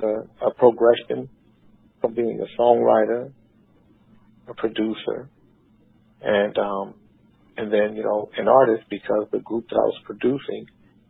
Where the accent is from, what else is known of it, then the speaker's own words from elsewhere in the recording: Sacramento and Vallejo, Northern California, United States; moved away as an adult; also born or lived in Nebraska / Alaska; I'm from Northern California. I grew up in Sacramento and Vallejo